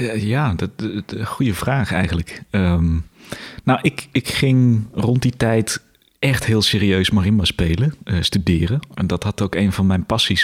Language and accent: Dutch; Weert, Limburg, Netherlands; also born or lived in Tilburg; ik kom uit Limburg, kom uit Weert